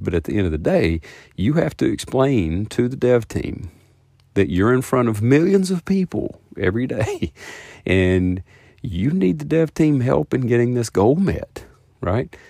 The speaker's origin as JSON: {"language": "English", "region": "the South", "country": "United States", "said": "I'm from the South"}